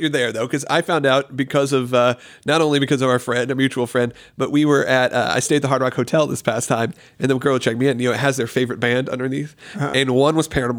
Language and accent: English; Orlando, Florida, United States; Will and I grew up in Orlando, so we spent years in Florida.